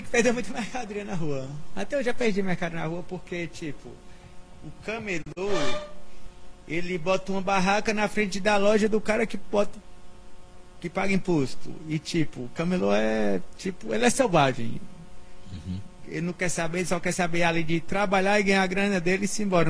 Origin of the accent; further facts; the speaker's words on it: Sumé, Paraíba, Brazil; moved away as an adult; also born or lived in Congo (town of birth, Paraíba); now in São Paulo, Brazil; Com sete anos eu voltei para Sumé. E fui criado aqui em Sumé